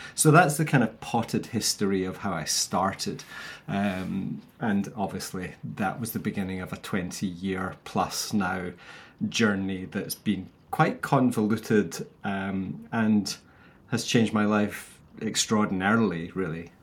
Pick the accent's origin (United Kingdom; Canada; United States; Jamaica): United Kingdom; Scotland; I'm like a Scottish bald Barbie doll.